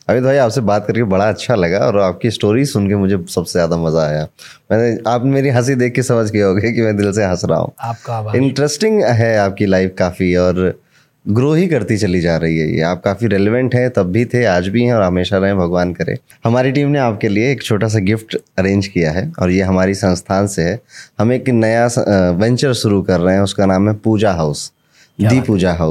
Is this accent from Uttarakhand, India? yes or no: no; Kanpur, Uttar Pradesh, India; मैं कानपुर से हूँ तो वहाँ पे आईटी की कोचिंग खूब चलती है